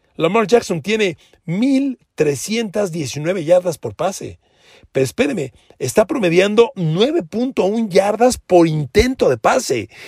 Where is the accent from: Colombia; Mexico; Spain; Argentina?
Mexico; yo como mexicano